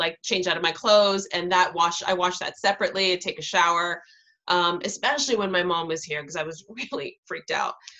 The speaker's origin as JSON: {"language": "English", "town": "New York City", "region": "New York", "country": "United States", "tie": "born or raised there", "moved": "yes", "said": "I'm from Queens and my hospital growing up was Elmhurst Hospital."}